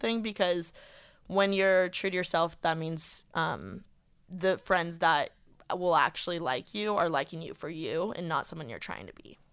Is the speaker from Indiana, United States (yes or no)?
yes; Indiana, United States; now in Los Angeles, United States; I'm from Indiana